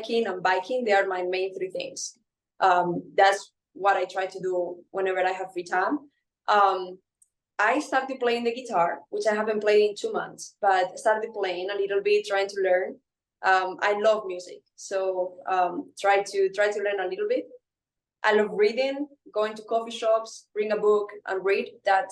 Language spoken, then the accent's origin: English; Spain; now in Louisiana, United States; in Spain, like growing up, we were always on the street playing sports